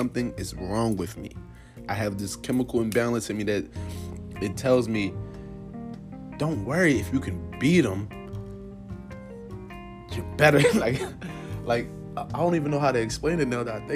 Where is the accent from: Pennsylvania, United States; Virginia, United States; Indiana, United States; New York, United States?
Pennsylvania, United States; Philadelphia; I grew up in North Philly